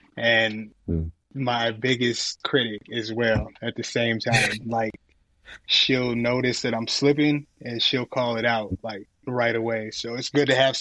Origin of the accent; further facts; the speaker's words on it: Akron, Ohio, United States; I was born in Akron, Ohio